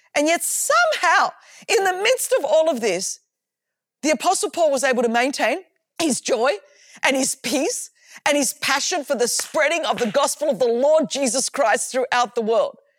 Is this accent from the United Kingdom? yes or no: no; Sydney, New South Wales, Australia; as you can tell from my accent, I grew up in Australia, in Sydney, Australia.